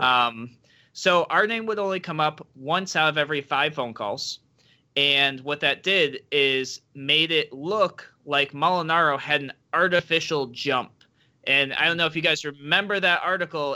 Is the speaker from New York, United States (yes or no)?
yes; Rochester, New York, United States; I am a native New Yorker, born and raised in Rochester, New York